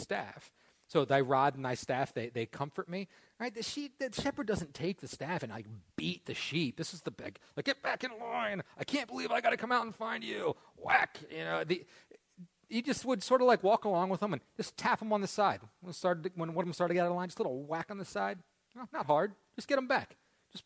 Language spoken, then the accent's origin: English; Parker Ford, Pennsylvania, United States; I grew up here in Parker Ford.